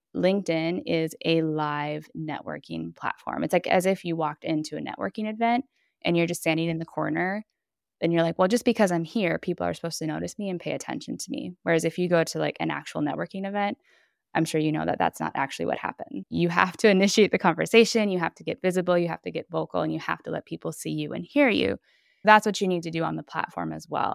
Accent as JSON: {"language": "English", "town": "Minneapolis", "region": "Minnesota", "country": "United States", "moved": "as an adult", "lives_now": "Bologna, Italy", "said": "I am originally from Minneapolis, Minnesota, and I have been living in Bologna, Italy now for just over ten years."}